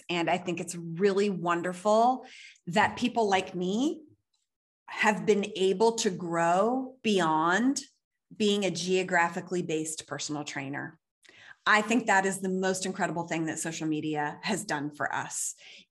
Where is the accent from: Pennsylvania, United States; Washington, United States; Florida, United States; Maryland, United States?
Pennsylvania, United States; moved away as an adult; also born or lived in New York City; now in Los Angeles, United States; I was born and raised in Pennsylvania, but I grew up in New York City.